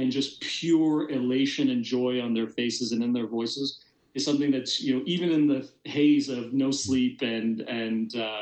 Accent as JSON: {"language": "English", "town": "Hamilton", "region": "Ontario", "country": "Canada", "tie": "born or raised there", "said": "growing up in Ontario, particularly close to the Buffalo border."}